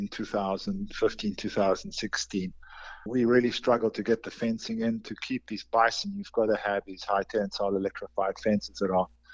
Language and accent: English; South Africa; moved away as an adult; also born or lived in North Carolina; now in York, United States; I'm originally from South Africa